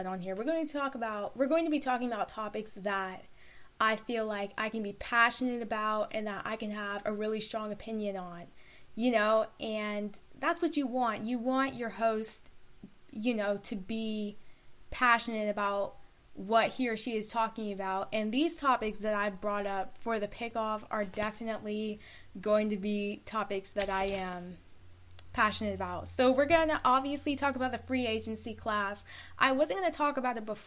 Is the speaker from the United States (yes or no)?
yes; Florida, United States; I'm from Florida